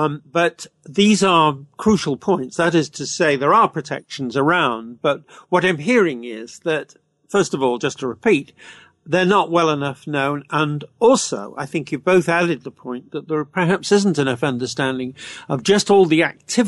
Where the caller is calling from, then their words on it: Canada; Is that same thing true here in Canada, do you think, because I'm speaking from Canada